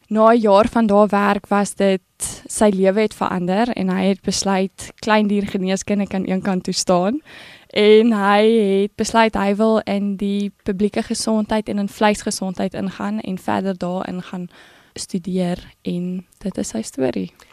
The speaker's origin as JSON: {"language": "Afrikaans", "town": "Bloemfontein", "region": "Free State", "country": "South Africa", "tie": "born or raised there", "said": "Ek het groot geword in Bloemfontein in die Vrystaat"}